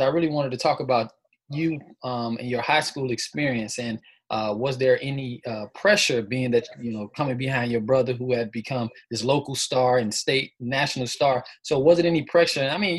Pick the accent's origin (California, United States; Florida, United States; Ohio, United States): Florida, United States; South; Being from Florida, being from South Florida